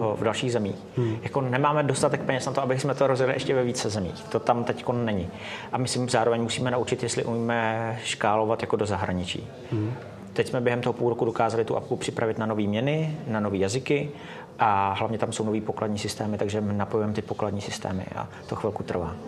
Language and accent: Czech; Mariánské Lázně, Karlovy Vary Region, Czechia; now in Prague, Czech Republic; další půlku života už žiju v Praze, ale hmm. původem jsem z Mariánských lázní.